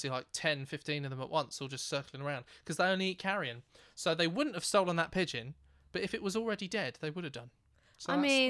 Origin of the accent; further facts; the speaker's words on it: Thame, South East England, United Kingdom; Where I grew up in Tame, which is a wonderful part of the world